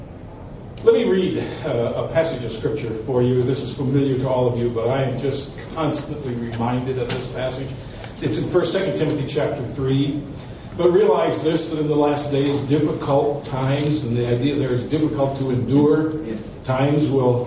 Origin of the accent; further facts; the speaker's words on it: Milwaukee, Wisconsin, United States; also born or lived in New Richmond, Wisconsin; I grew up in Milwaukee, Wisconsin